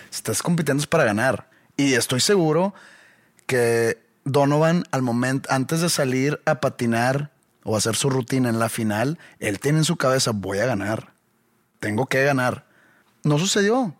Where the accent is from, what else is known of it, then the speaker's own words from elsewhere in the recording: Mexico; nosotros como mexicanos